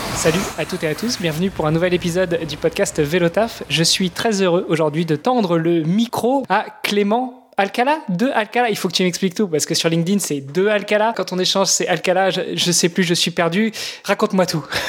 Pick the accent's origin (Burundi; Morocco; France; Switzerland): France; Normandy; moved away as an adult; also born or lived in Luxembourg; je suis franco-italien, j'ai grandi en Normandie, j'ai immigré au Luxembourg pendant 15 ans